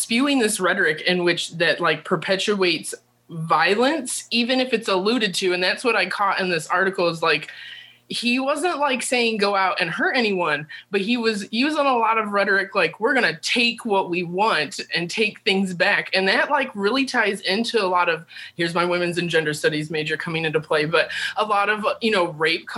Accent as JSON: {"language": "English", "region": "Indiana", "country": "United States", "tie": "born or raised there", "said": "I grew up and lived in Indiana."}